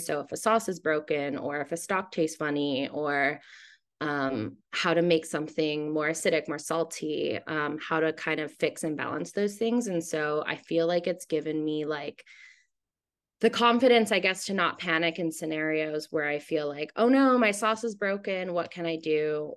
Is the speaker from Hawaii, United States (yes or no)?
yes; Hawaii, United States; moved away as an adult; also born or lived in Seattle, Washington, United States; now in New York, United States; I was born in Seattle, but I moved to Hawaii when I was nine years old.